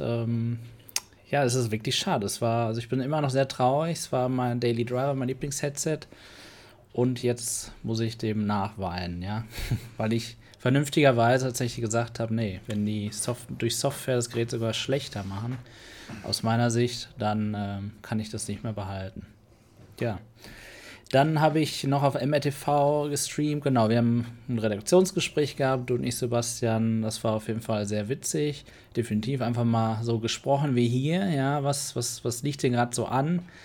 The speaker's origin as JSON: {"language": "German", "country": "Germany", "said": "als Deutscher"}